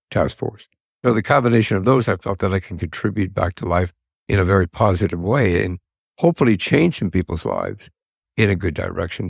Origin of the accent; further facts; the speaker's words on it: Colorado, United States; moved away as an adult; now in Arizona, United States; I grew up and lived in Colorado.